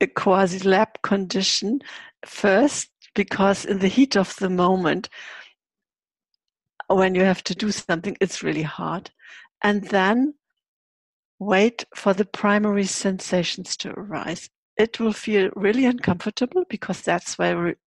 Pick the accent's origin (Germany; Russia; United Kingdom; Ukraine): Germany; Hamburg; I was born in January 51. And Hamburg was still totally bombed.